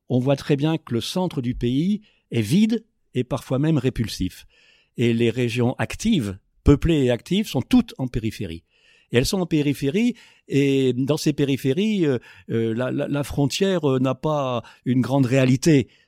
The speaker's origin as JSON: {"language": "French", "country": "DR Congo", "said": "On dit, bah, bah oui, on est congolais ou on est zaïrois à une époque. Bah, on est congolais, on n'est pas comme les autres. Hein. On a notre identité, on a notre fierté, euh, on a nos héros, on a notre histoire."}